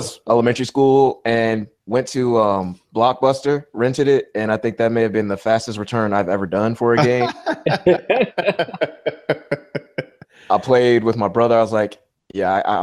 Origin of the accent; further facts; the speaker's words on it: New Jersey, United States; moved away; I lived in New Jersey. I'm originally from New Jersey